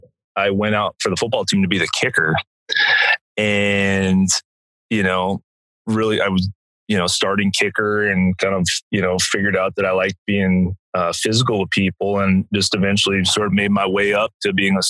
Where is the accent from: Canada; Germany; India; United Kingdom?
United Kingdom; Eastbourne, South East England; now in Austin, United States; from where I was born in England, the town of Eastbourne.